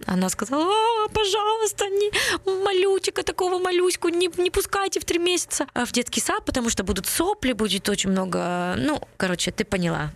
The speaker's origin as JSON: {"language": "Russian", "town": "Vinnytsia", "region": "Vinnytsia Oblast", "country": "Ukraine", "tie": "born or raised there", "moved": "yes", "lives_now": "Netherlands", "said": "Я родилась в Виннице, но с 93 -го года живу здесь, в Нидерландах"}